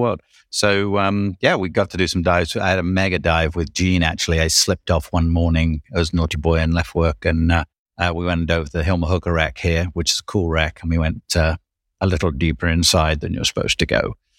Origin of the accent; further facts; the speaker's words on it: United Kingdom; I'm Brit